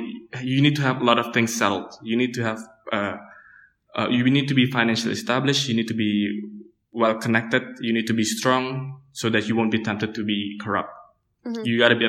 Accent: Jakarta, Indonesia; Yeah, it's Jakarta. Yeah. But coming back from college from South Korea and then seeing that Jakarta hasn't changed.

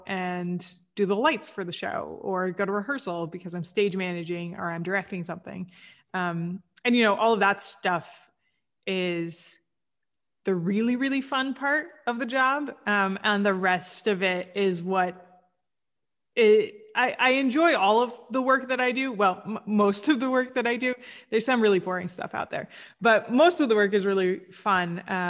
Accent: Kansas, United States; So I grew up in Kansas

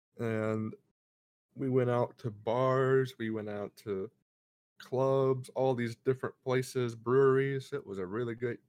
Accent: Alabama, United States; moved away as an adult; now in Charlotte, United States; whenever I moved away up here to Charlotte from my hometown back in Alabama.

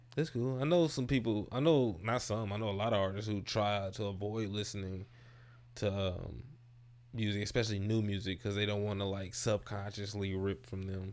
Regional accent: St. Louis, Missouri, United States; I'm originally from Saint Louis

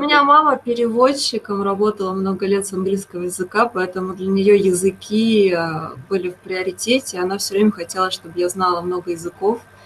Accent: Moscow, Russia; Я из э, такой непопулярного города, я из Москвы.

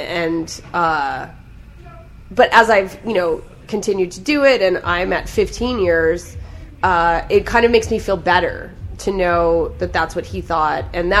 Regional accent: Canada; I think part of the reason I don't have a Netflix special is because I'm Canadian.

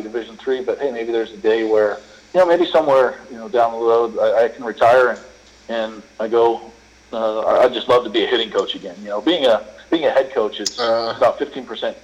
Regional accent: Bay Area, Northern California, United States; I grew up in Northern California uh, in the Bay Area.

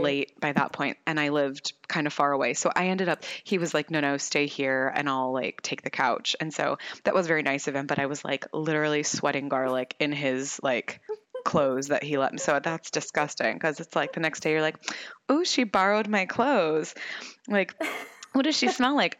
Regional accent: United States; being American

